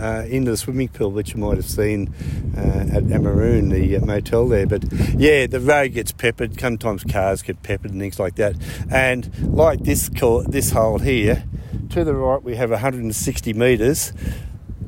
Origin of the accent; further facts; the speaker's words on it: Cootamundra / Narooma, New South Wales, Australia; also born or lived in Sydney; I was in Narooma from 3 weeks old, and I've been down here ever since